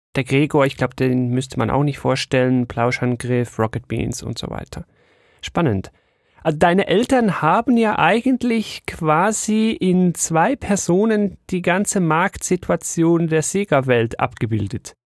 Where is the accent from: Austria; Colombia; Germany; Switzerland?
Switzerland; bei uns in der Schweiz